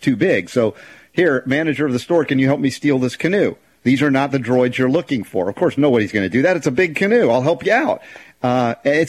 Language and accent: English; United States; I count myself as an American